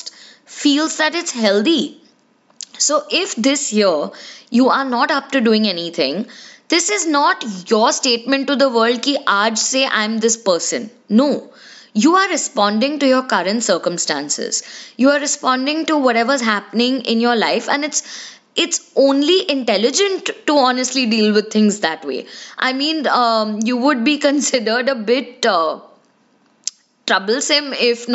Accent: India; we as Indian kids

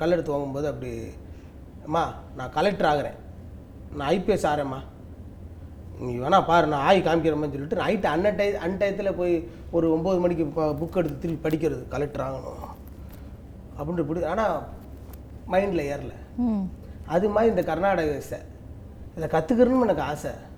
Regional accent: Madurai, Tamil Nadu, India; மதுரையில் பிறந்தோம்னா

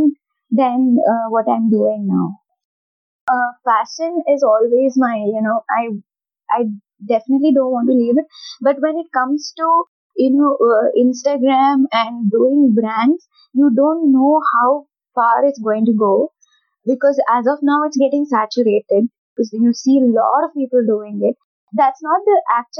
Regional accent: North Karnataka, India; I'm from North Karnataka

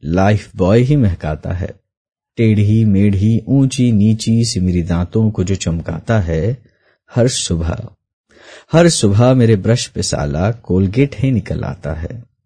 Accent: Port Blair, Andaman and Nicobar Islands, India; मैं port player Andaman Nicobar द्वीप समूह में पला बड़ा हूँ

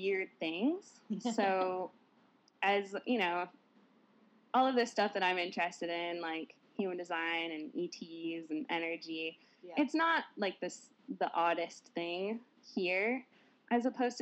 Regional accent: Portland, United States; I was born here in Portland and I grew up here.

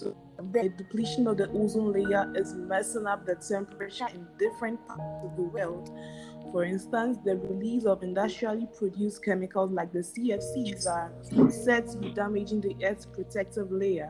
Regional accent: Ghana; I'm from Ghana

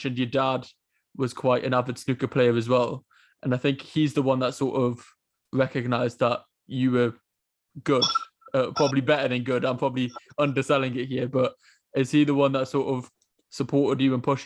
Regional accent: Newcastle upon Tyne, North East England, United Kingdom; I'm from Newcastle and born and brought up there.

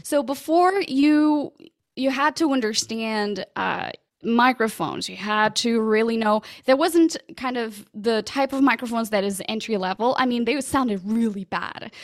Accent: Portugal; first language Portuguese; English is a second language; moved away as an adult; also born or lived in London, United Kingdom; now in United States; I'm originally from Portugal.

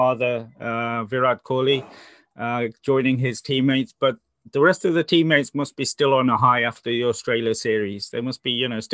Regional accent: Gujarat, India; my home state

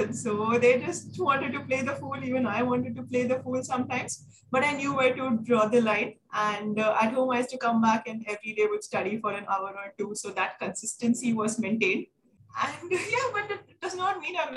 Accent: Mumbai, Maharashtra, India; moved away as an adult; now in Delhi, India; I'm born and brought up in Mumbai, and I shifted to Delhi in February 2021

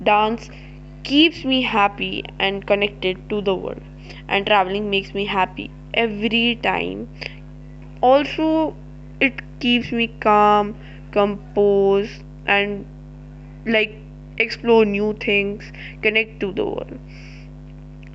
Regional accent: Dehradun, Uttarakhand, India; a localite born and brought up in Dehradun

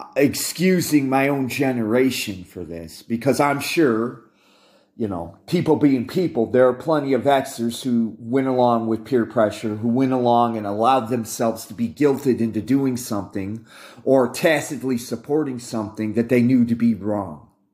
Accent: United States

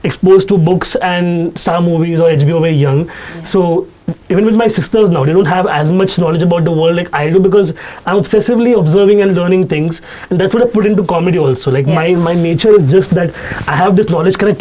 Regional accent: Mumbai suburbs, Maharashtra, India; Even though I'm from Bandar

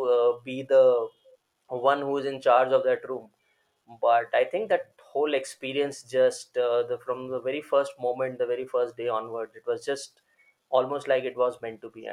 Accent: Delhi, India; born and brought up in Delhi, and I did my schooling my entire life in Delhi

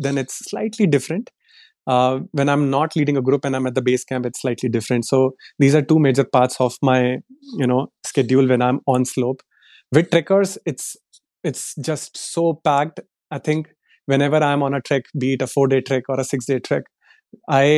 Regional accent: Delhi, India; moved away as an adult; So I come from Delhi. I was born and brought up in Delhi.

